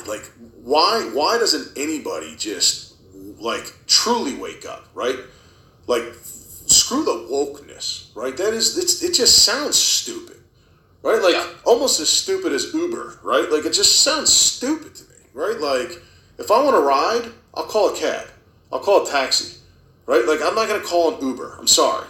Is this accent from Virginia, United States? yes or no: yes; Herndon, Virginia, United States; moved away as an adult; also born or lived in Loudoun County, Virginia; now in Western Loudoun County, United States; we moved out here from Fairfax, right? We were in Herndon, and we left Fairfax because of the direction it was headed. I'm like, man, this place is not the place I grew up in.